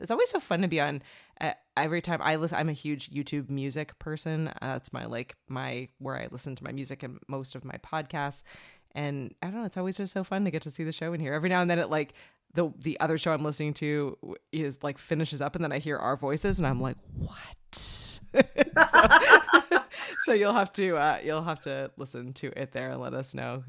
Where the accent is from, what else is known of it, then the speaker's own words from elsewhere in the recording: Canada; as a Canadian